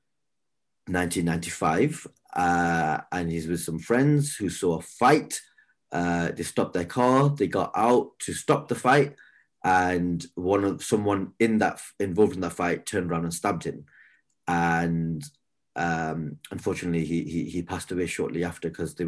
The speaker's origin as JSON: {"language": "English", "region": "the north of England", "country": "United Kingdom", "said": "we were from up north."}